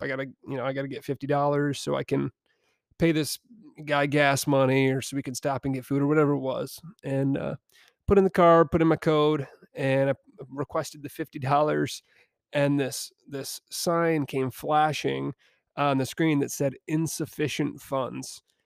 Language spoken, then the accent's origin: English; Niles, Michigan, United States; I found myself back down in my hometown of Niles, Michigan